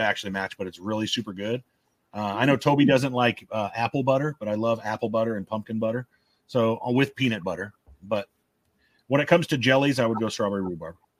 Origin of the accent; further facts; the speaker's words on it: Omaha, Nebraska, United States; moved away; also born or lived in Lincoln, Nebraska; I'm from North Omaha and uh, just moved from Lincoln to where I live now